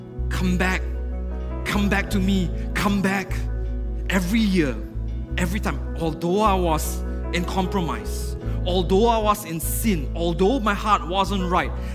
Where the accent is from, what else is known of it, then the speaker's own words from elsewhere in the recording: Penang, Malaysia; I'm from Penang. So I started working in Penang.